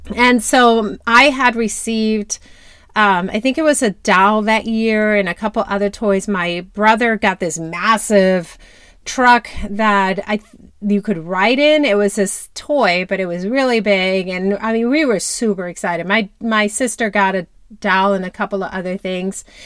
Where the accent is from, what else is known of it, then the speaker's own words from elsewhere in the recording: Dominican Republic; moved away; I grew up in Dominican Republic.